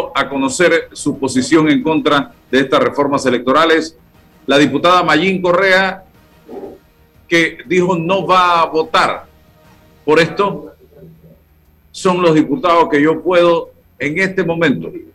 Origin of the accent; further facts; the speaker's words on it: Panama; yo soy un ciudadano de la República